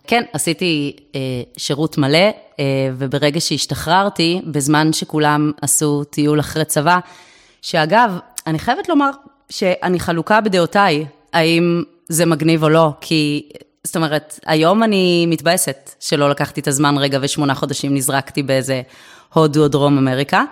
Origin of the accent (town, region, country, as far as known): Herzliya, Tel Aviv District, Israel; born or raised there